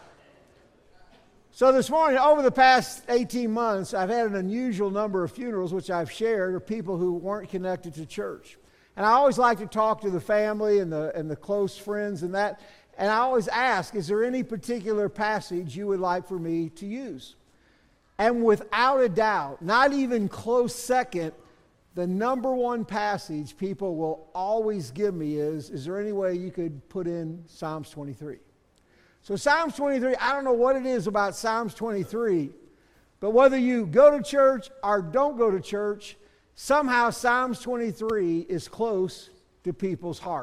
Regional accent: St. Louis, Missouri, United States; I grew up in St. Louis

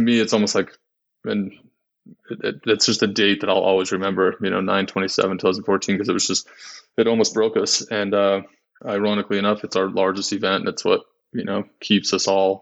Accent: Utah, United States; I'm from Utah. We deal with snow

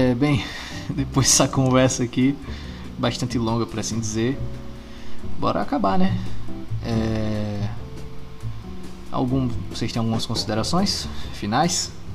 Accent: Itabaiana, Sergipe, Brazil; Eu sou de Itabaiana

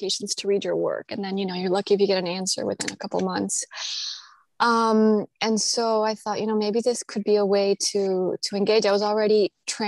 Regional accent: Colombia; moved away; also born or lived in United States; I grew up in Colombia, but we left sort of in my youth because of problems, obviously, in the country

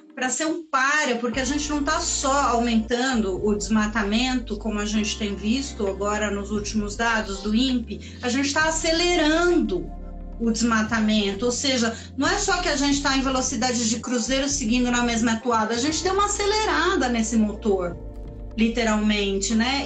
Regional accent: Chile; now in São Paulo, Brazil; Sou chilena, mas uma Tilo paulistana

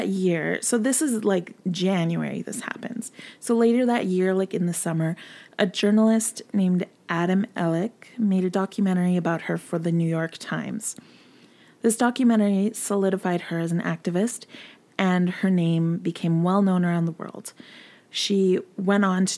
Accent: Canada; I am Canadian, 100%

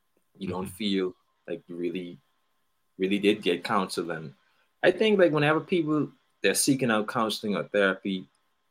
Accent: Bahamas; I'm from the Bahamas

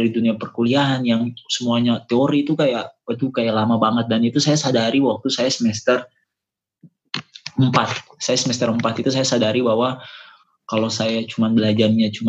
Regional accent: Ambon, Maluku, Indonesia; moved away as an adult; now in Makassar, Indonesia; karena sekarang sekarang kan saya stay-nya di Makassar tapi saya itu sebenarnya bukan asli Makassar, saya tulen dari Ambon Maluku.

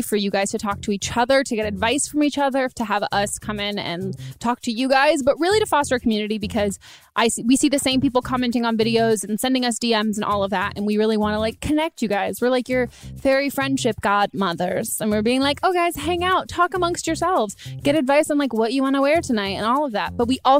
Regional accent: California, United States; I grew up in California

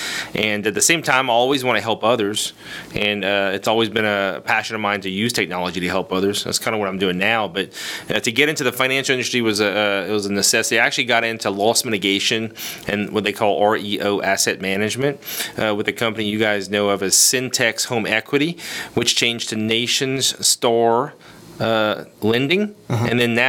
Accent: New Orleans, Louisiana, United States; moved away as an adult; also born or lived in Lafayette, Louisiana; originally, I am from South Louisiana, born in Lafayette.

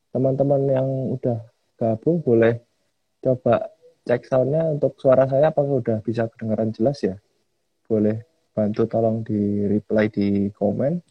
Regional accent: Malang, East Java, Indonesia; now in Semarang, Indonesia; Aku aslinya Malang, Jawa Timur, Kang.

